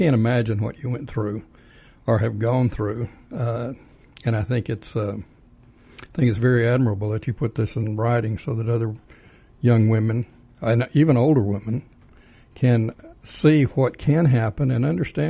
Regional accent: Texas, United States; accent: Texas drawl; moved away as an adult; now in Georgia, United States; I was raised in Texas.

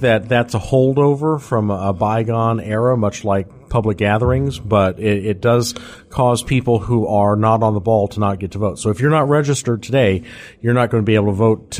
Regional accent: Minnesota, United States; now in Georgia, United States; I'm from Minnesota originally.

